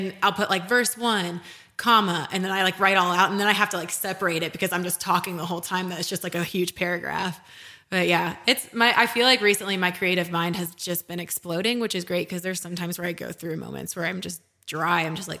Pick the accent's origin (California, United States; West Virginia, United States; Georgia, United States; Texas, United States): Texas, United States; Just growing up in Texas, like I, and also not to mention Texas A&M games are fun.